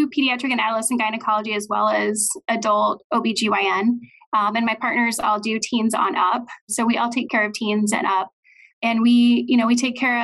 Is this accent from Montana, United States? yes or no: no; Olathe, Kansas, United States; also born or lived in St. Louis, Missouri; I am from the Kansas City area. I grew up in Olathe